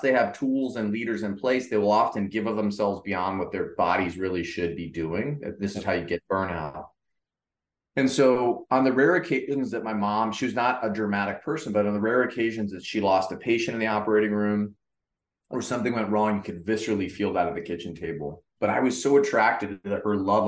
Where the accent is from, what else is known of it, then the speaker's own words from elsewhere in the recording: Cleveland, Ohio, United States; when I grew up, I was from Cleveland, Ohio, and was very fortunate as a kid